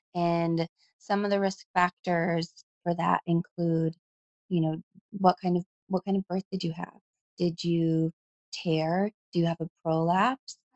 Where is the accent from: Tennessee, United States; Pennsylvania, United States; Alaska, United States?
Alaska, United States; Anchorage; moved away as an adult; also born or lived in Tacoma, Washington / Seattle, Washington / Boston, Massachusetts; I was born and raised in Anchorage, Alaska, and which is a beautiful place